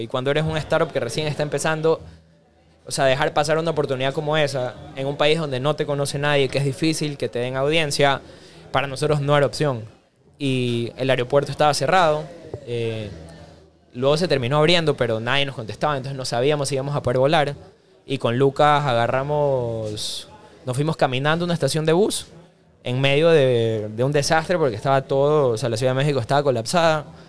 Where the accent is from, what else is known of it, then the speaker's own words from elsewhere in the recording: Guayaquil, Guayas, Ecuador; moved away as an adult; also born or lived in Los Angeles, United States / San Francisco, United States; yo siempre fui muy enamorado de mi ciudad y mi país, y cuando me fui a Estados Unidos eso no cambió